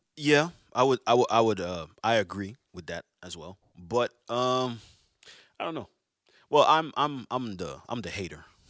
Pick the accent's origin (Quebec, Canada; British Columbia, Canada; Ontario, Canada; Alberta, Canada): Quebec, Canada; Montreal; I'm from Montreal